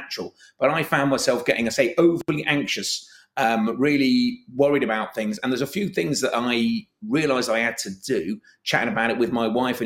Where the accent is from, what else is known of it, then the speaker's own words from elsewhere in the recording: London, United Kingdom; moved away as an adult; now in Liverpool, United Kingdom; I'm from London originally, but I came as an economic refugee, and I've never left